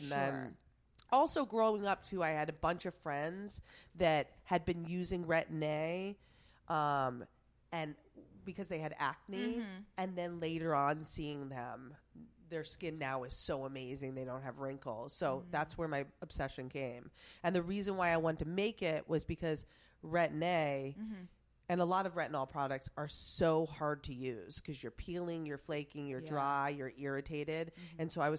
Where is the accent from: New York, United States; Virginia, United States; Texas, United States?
New York, United States; Plattsburgh; Plattsburgh, New York. You've never, you have no idea, but it's like 30 minutes away from Montreal, Canada.